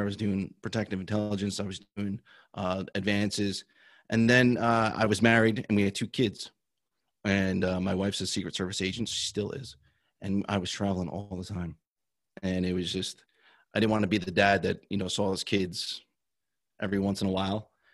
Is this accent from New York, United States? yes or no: no; New Jersey, United States; I grew up in New Jersey